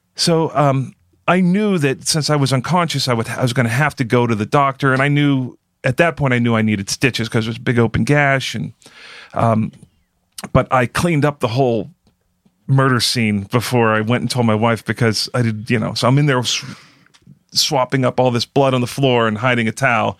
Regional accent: Pittsburgh, Pennsylvania, United States; I'm from Pittsburgh and I'm cheap.

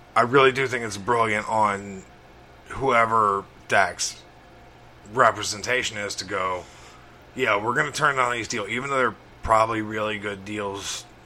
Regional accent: Crawford, Alabama, United States; my hometown, Crawford, Alabama

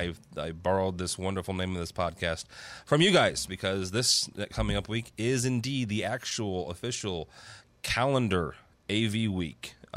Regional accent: St. Louis, Missouri, United States; … is from Vector Sketch from my hometown in St. Louis.

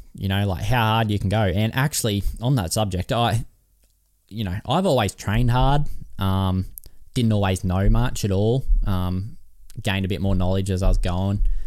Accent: Kyogle, New South Wales, Australia; I was from Kyogle

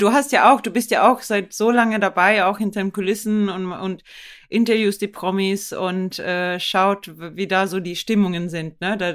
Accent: Sweden; German is a second language; moved away as an adult; now in Germany; konnte ich auch nicht wirklich gut Deutsch. Ich bin ja äh, aus Schweden ähm

